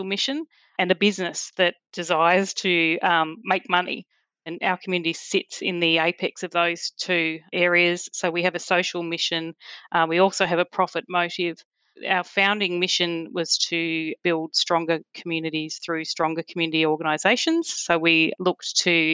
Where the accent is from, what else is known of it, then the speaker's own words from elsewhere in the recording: Cohuna, Victoria, Australia; now in Drummond, Australia; my story, I suppose, starts in a little rural town called Kahuna up in northern Victoria, which sounds very Hawaiian and tropical, but is actually very inland on the Murray River. I grew up on a dairy farm